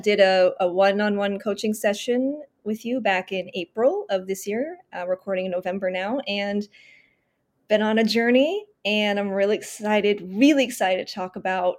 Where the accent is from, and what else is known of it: San Francisco Bay Area, California, United States; born or raised there; moved away as an adult; now in Los Angeles, United States